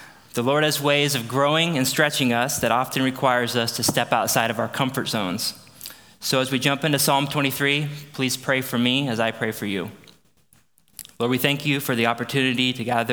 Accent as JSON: {"language": "English", "town": "Aledo", "region": "Illinois", "country": "United States", "tie": "born or raised there", "also_born_or_lived": "St. Louis, Missouri", "said": "I grew up in Aledo, which is where we moved back."}